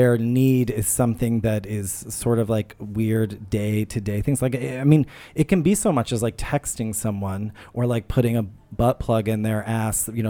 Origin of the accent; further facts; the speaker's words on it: New Orleans, Louisiana, United States; also born or lived in upstate New York; now in New York, United States; I'm from New Orleans.